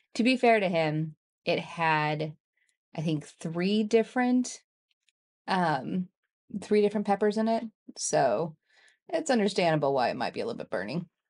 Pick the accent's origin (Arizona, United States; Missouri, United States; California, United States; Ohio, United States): Missouri, United States; Kansas City; we grew up in Kansas City